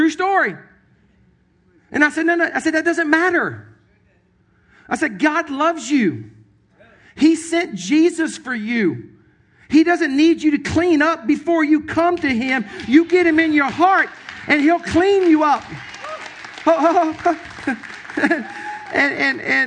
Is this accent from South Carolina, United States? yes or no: yes; Sumter, South Carolina, United States; moved away; my hometown, Sumter, South Carolina